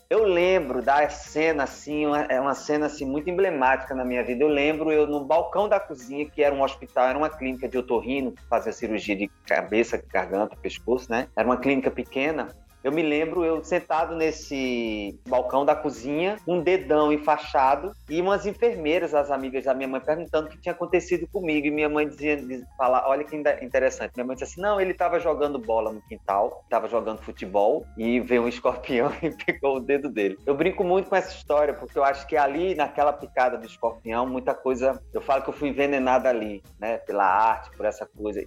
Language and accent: Portuguese; Campina Grande, Paraíba, Brazil; moved away as an adult; now in Rio de Janeiro, Brazil; eu sou paraibano e já estou há uns 15 anos no Rio de Janeiro. Eu comecei minha, minha história no, em Campina Grande, na Paraíba